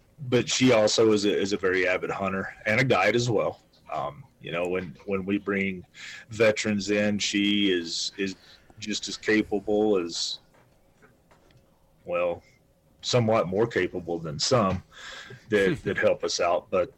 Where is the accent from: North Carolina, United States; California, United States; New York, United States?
North Carolina, United States; now in Wyoming, United States; I've only lived in Wyoming for 16 years. So I'm originally from Western North Carolina.